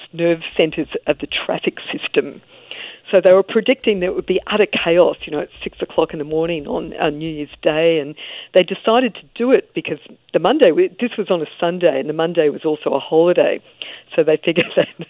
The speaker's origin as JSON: {"language": "English", "country": "Australia", "said": "being an Australian"}